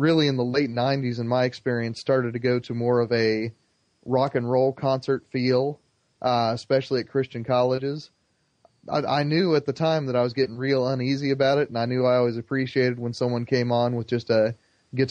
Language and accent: English; Plainfield, Indiana, United States; in Plainfield, Indiana, my hometown, there is one of the largest mosques in the Midwest